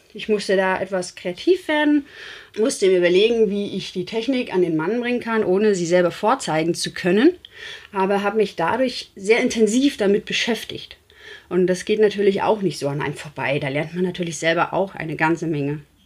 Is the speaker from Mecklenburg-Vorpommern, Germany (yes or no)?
yes; Rostock, Mecklenburg-Vorpommern, Germany; ich komme ja aus Rostock